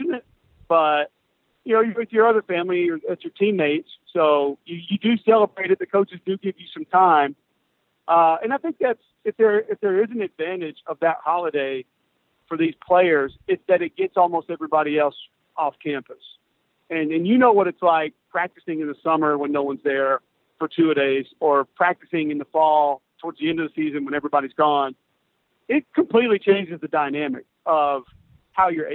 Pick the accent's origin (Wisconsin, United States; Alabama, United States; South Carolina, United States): Alabama, United States; Homewood; I grew up in Homewood, Alabama, which is a couple miles from Legion Field